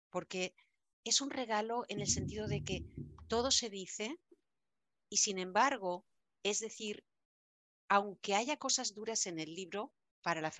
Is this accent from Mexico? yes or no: no; Spain; moved away; Como buena española, yo soy bien dramática bien dramática.